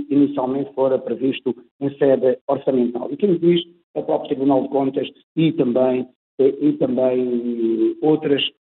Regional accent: Chaves, Vila Real District, Portugal; Eu sou de Chaves

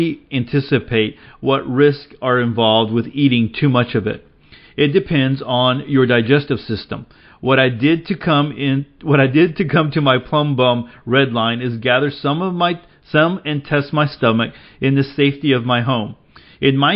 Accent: Dickens County, Northwest Texas, United States; I grew up in Dickens County, which is Northwest Texas in the Rolling Plains region

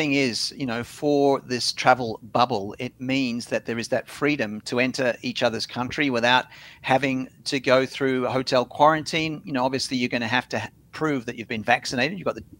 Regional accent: Sydney, New South Wales, Australia; also born or lived in Singapore; now in Queensland, Australia; when I was a kid growing up in Sydney

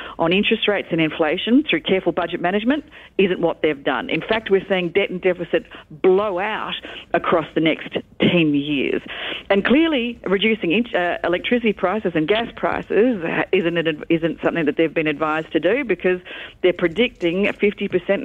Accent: Victoria, Australia; I'm from Victoria.

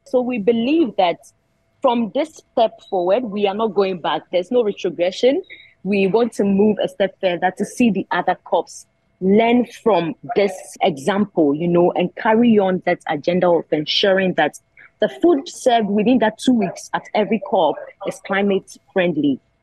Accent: Ghana; I'm from Ghana. I'm the only one from Ghana.

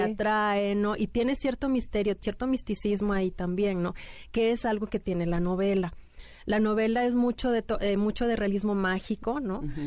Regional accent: Mexico City, Mexico; now in Monterrey, Mexico; yo nací aquí en la Ciudad de México, pero ya tengo mucho tiempo viviendo en Monterrey. Entonces soy como que chilanga

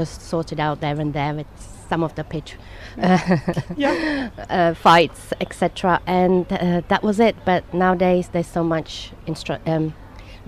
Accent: Prague, Czechia; now in Dubai, United Arab Emirates; I come from Prague, Czech Republic, which was communist country

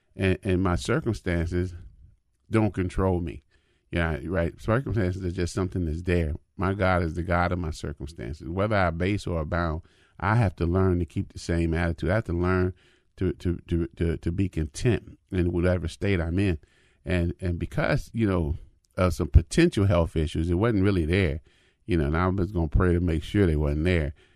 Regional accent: United States; I'm African American

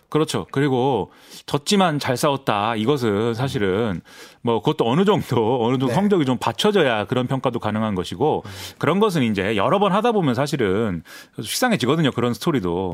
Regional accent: Suwon, Gyeonggi Province, South Korea; 제가 이제 수원 사람인데

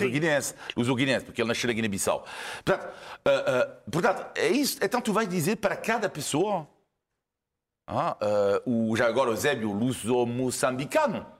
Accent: France; Portuguese is a second language; now in Portugal; Eu sou francês

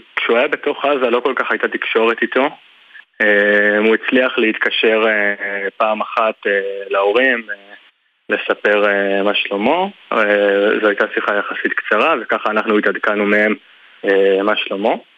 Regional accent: Tzur Moshe, Central District, Israel; אני נולדתי במושב

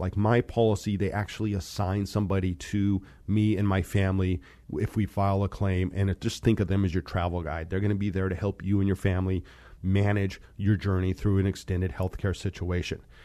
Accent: Monte Vista, Colorado, United States; moved away; also born or lived in Fort Collins, Colorado / Seattle; I grew up in Colorado.

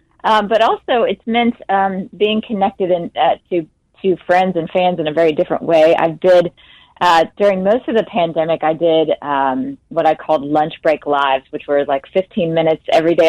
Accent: Jackson, Mississippi, United States; moved away as an adult; also born or lived in Nashville, Tennessee; I grew up, I was born and raised in Jackson, Mississippi.

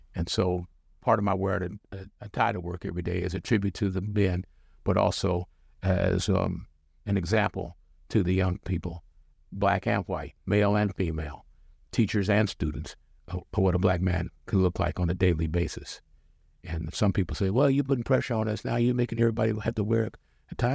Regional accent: Portland, Oregon, United States; also born or lived in Chicago / Kansas City / Washington, D.C. / Atlanta; I was born and raised in Portland

